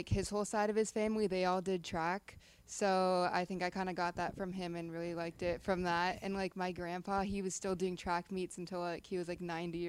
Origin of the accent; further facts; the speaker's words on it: Toronto, Ontario, Canada; moved away as an adult; now in Tampa, United States; I'm from Ontario, specifically Toronto.